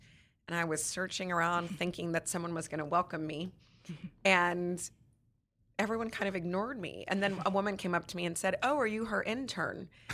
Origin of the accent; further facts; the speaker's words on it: Texas, United States; We grew up in Texas